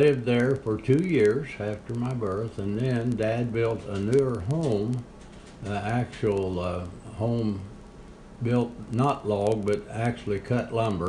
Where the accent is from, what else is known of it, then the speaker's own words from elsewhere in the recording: Hendricksville, Indiana, United States; I was born in Hendrixville, Indiana. It's up in the north, actually the northeast corner of Greene County, in a little log cabin, a little two-room log cabin that my father built.